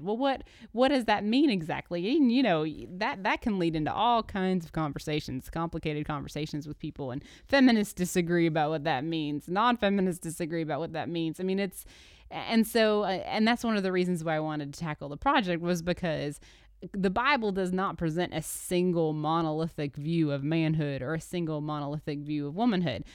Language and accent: English; Birmingham, Alabama, United States; moved away; also born or lived in Dayton, Tennessee; I grew up in Birmingham, Alabama for the first part of my life, and then Dayton, Tennessee, um, as a y, teenager and young adult